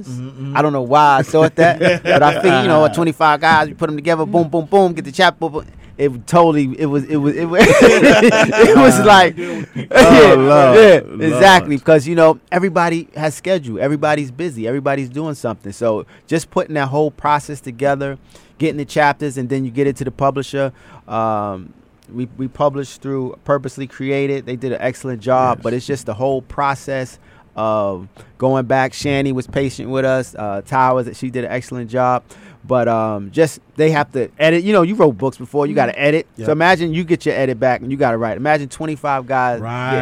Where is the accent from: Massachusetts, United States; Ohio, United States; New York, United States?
New York, United States; New York City; growing up in Brooklyn in the 80s and 90s